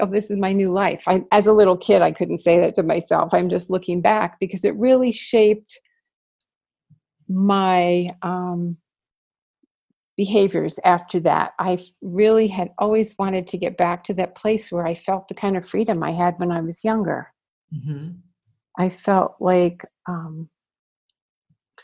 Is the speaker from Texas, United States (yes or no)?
no; New York City, New York, United States; I grew up in New York City, which is where I was born.